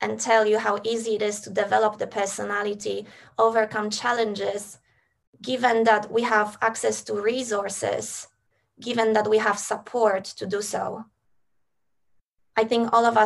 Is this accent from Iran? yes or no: no; Poland; now in Australia; I was born in Poland and I had support and resources to relocate to Australia